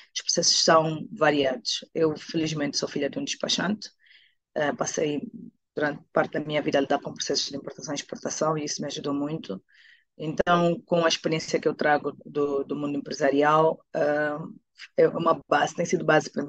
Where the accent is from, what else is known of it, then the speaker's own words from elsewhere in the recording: Angola; also born or lived in Portugal / Netherlands; now in Luanda, Angola; a minha terra chamada Angola